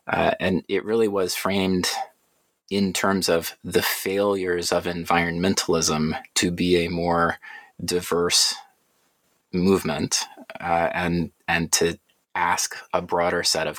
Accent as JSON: {"language": "English", "town": "Atlanta", "region": "Georgia", "country": "United States", "tie": "born or raised there", "said": "But I grew up in Atlanta, went through the public school system there."}